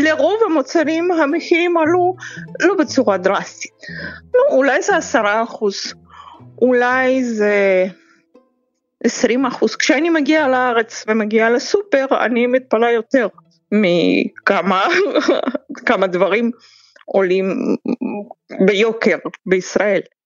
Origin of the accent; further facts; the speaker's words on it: Saint Petersburg, Russia; moved away as an adult; also born or lived in Israel; אני פטרבורגית במקור, אני נולדתי פה, למדתי פה, גדלתי כאן